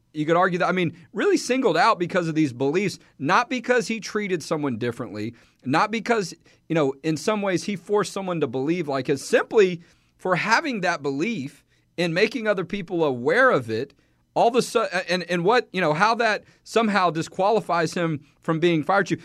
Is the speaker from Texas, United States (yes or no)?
yes; Houston, Texas, United States; I'm from Houston